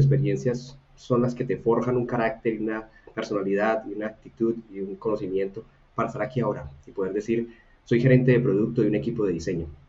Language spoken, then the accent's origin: Spanish; Buga, Valle del Cauca, Colombia; soy una persona de Buga, una ciudad pequeña en Colombia